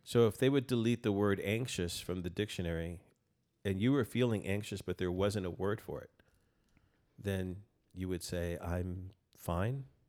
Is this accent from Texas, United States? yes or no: yes; El Paso, Texas, United States; now in Austin, United States; I'm from El Paso originally, and, um, born and raised there